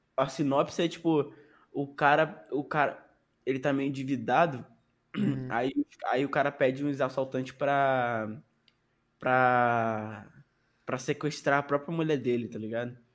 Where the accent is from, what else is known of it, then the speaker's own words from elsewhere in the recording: Rio de Janeiro, Brazil; Sou carioca